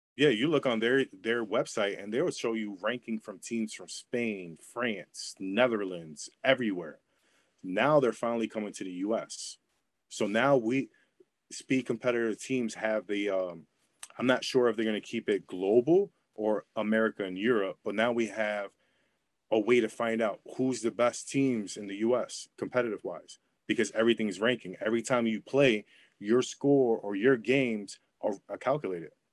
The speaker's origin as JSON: {"language": "English", "region": "New York", "country": "United States", "said": "I'm from New York"}